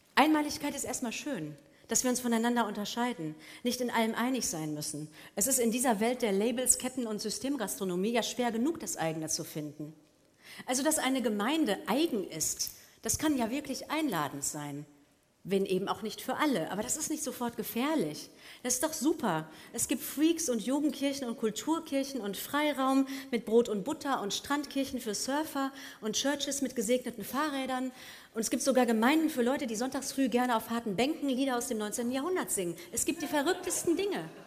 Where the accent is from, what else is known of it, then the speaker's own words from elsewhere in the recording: Germany; dem tödlichen Naziregime meiner deutschen Heimat entkommen